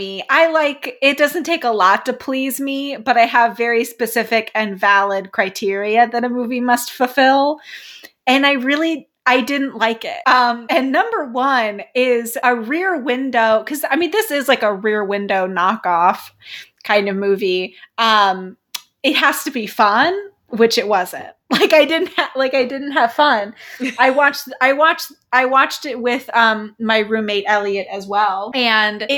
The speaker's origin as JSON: {"language": "English", "area": "the Midwest", "region": "Missouri", "country": "United States", "said": "I'm from the Midwest. I say pillow"}